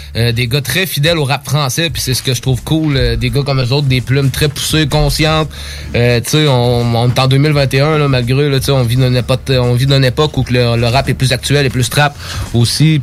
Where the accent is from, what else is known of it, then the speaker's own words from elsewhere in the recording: Sainte-Apolline-de-Patton, Quebec, Canada; on vient de Sainte-Apolline, puis saint euh, Sainte-Apolline de Patton